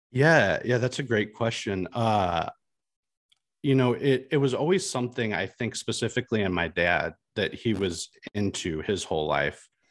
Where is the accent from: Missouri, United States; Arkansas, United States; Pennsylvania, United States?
Missouri, United States; Washington; so I'm from Washington, Missouri